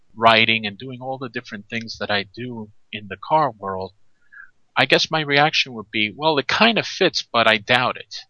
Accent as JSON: {"language": "English", "region": "New York", "country": "United States", "tie": "born or raised there", "said": "I'm from New York. I grew up there"}